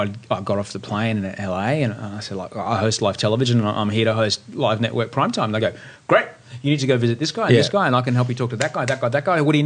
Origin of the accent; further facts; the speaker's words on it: Brisbane, Queensland, Australia; moved away; growing up in Brisbane.